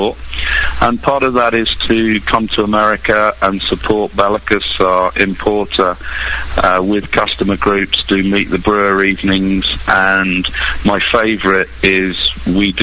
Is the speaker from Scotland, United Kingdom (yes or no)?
no; Bedford, East of England, United Kingdom; move back to Bedford, my hometown